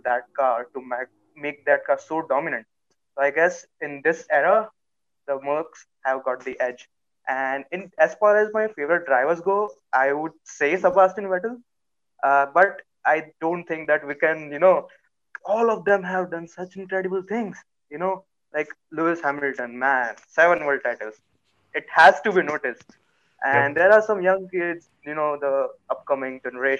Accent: Vadodara, Gujarat, India; I'm from Gujarat, Vadodara city

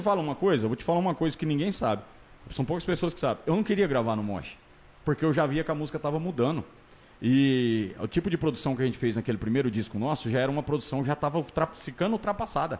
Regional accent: Tangará da Serra, Mato Grosso, Brazil; moved away as an adult; Eu saí daqui, velho. Saí de Tangará da Serra, Mato Grosso

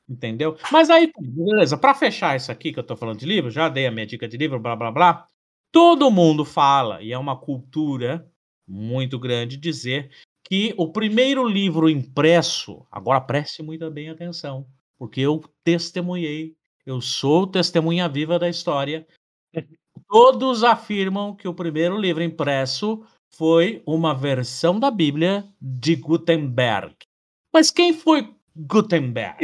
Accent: Brazil; nós, brasileiros

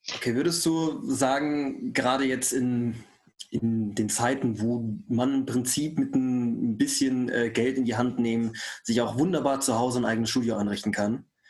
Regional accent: Saarland, Germany; der einzige gebürtige Saarländer

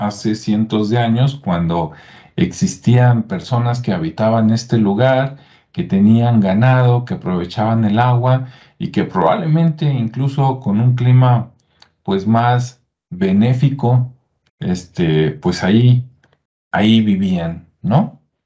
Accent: Mexico; los que somos de México

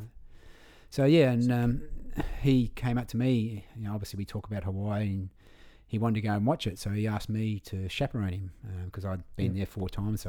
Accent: Victor Harbor, South Australia, Australia; also born or lived in Goolwa; I was born at Victor Harbour. Yeah. My parents lived down at Goor for a long time. My dad was superintendent of the Goor Barrage. So, you know, every time we go to Victor, it's like my hometown.

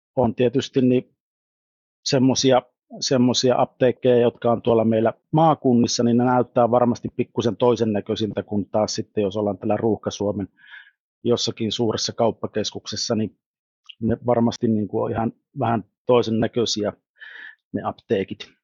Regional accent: Savonia, Finland

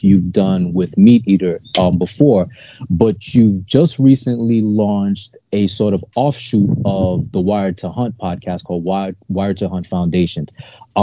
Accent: New York City, New York, United States; born and raised in New York City

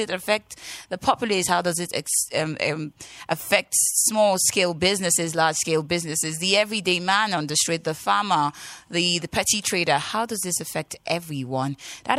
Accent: Nigeria; my first complaint as a Nigerian was the fact that when I make transaction in a day to another bank, they take about 6 naira

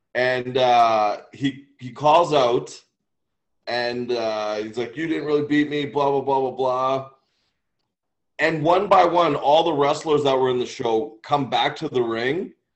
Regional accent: Canada; we're, we're from Canada

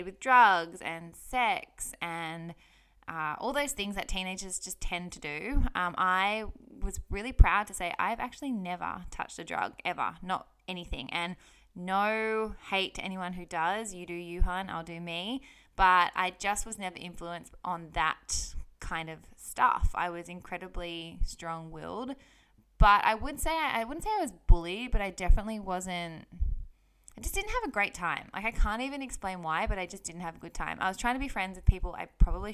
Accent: Sydney, New South Wales, Australia; I grew up on acreage in Sydney, Australia

